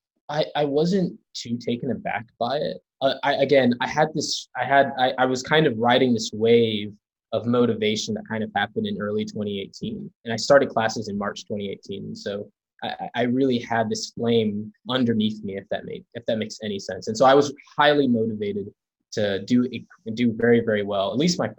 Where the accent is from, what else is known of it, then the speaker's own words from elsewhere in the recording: Charlotte, North Carolina, United States; moved away as an adult; also born or lived in New York; now in Princeton, United States; I'm originally from Charlotte, North Carolina, but I was born in New York.